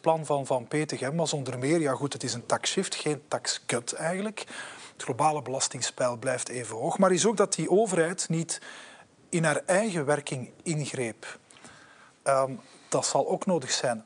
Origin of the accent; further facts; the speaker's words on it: Belgium; zijn wij Belgen